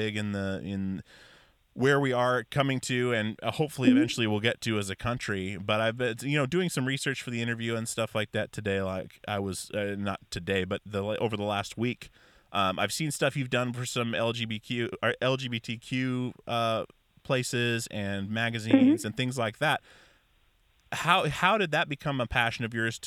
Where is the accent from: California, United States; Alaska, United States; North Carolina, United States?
Alaska, United States; I grew up in Alaska fishing with my dad